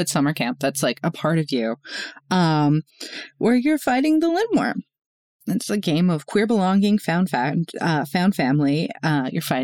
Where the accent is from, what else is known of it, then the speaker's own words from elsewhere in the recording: Northeast, United States; moved away; I grew up in Northeast, like in the Northeast